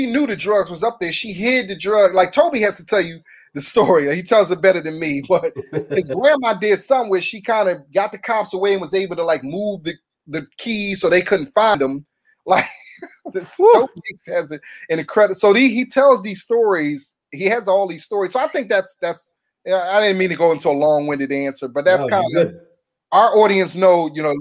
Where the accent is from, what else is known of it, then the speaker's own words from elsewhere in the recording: Philadelphia, Pennsylvania, United States; moved away as an adult; now in Los Angeles, United States; I'm from Philly. I'm from North Philly.